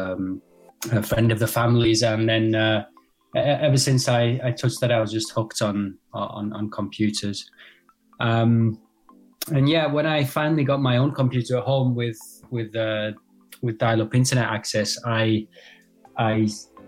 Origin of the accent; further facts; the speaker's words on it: United Kingdom; now in France; I'm actually based in France myself, but I'm British